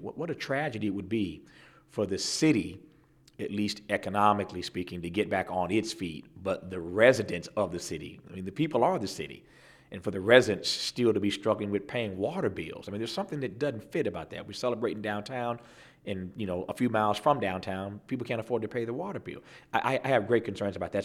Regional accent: California, United States; we had a city in California that, you know, recently filed bankruptcy in my home state.

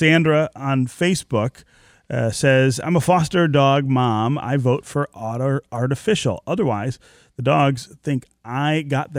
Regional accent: Michigan, United States; I've grown up here and lived here most of my life.

